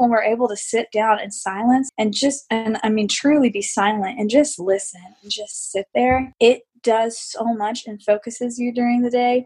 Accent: United States; I'm American

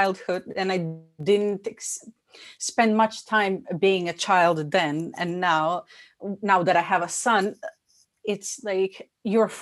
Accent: Bosnia & Herzegovina; moved away; I was born in Bosnia. We experienced war, so that influenced my childhood

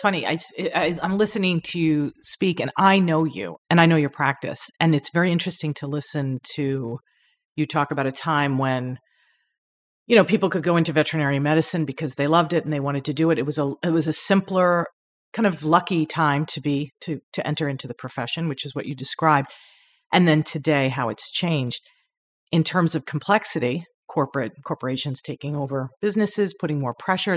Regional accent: Long Island, New York, United States; I'm from Long Island

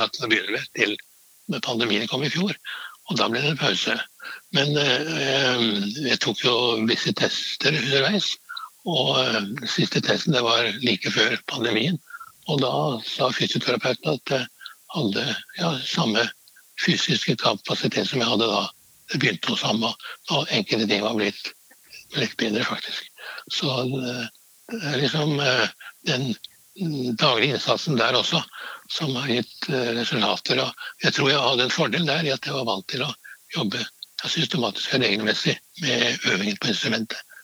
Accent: Trysil, Innlandet, Norway; moved away; also born or lived in Oslo / Vienna; Jeg kommer fra Trysil, og ute på landsbygda var det

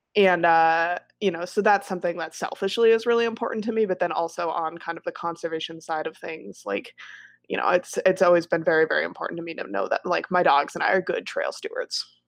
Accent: Wisconsin, United States; also born or lived in Colorado; I was born in Colorado and then raised in Wisconsin

